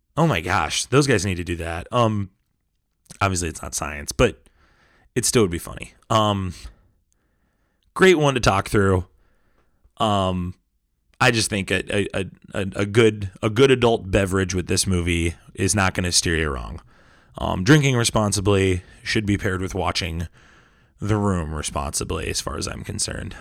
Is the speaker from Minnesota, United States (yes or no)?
yes; Minnesota, United States; we're from Minnesota